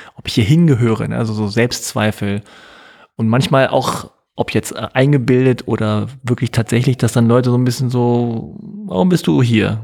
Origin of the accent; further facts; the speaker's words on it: Hanover, Lower Saxony, Germany; now in Berlin, Germany; in Hannover, wo ich aufgewachsen